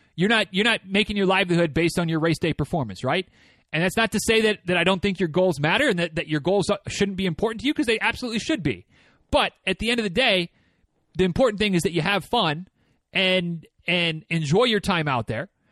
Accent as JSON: {"language": "English", "region": "Michigan", "country": "United States", "tie": "born or raised there", "moved": "as an adult", "lives_now": "Georgia, United States", "said": "when I was growing up in Michigan"}